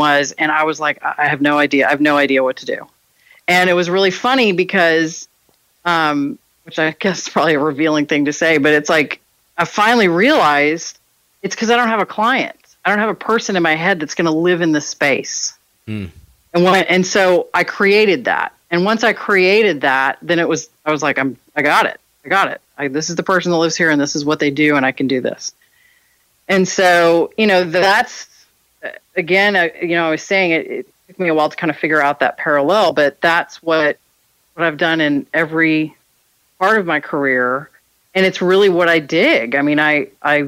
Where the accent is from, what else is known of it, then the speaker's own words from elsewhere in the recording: Texas, United States; I'm born and raised in Texas